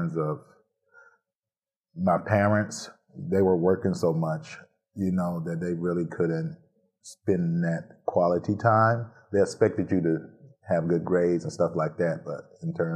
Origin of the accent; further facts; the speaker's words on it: Elberton, Georgia, United States; now in Saginaw, United States; I'm originally from Elberton, Georgia, which is a small community in North Georgia. And I had the support of the whole community pretty much.